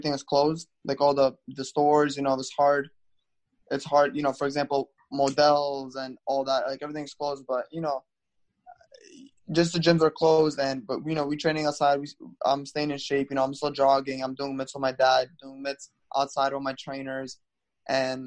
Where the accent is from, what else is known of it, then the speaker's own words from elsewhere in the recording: New York City, New York, United States; I'm from Brooklyn, New York